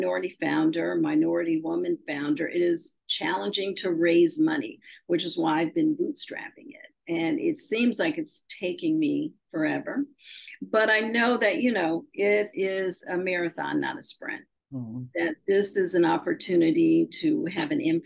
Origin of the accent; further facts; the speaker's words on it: Shaker Heights, Ohio, United States; I grew up in Shaker Heights, Ohio.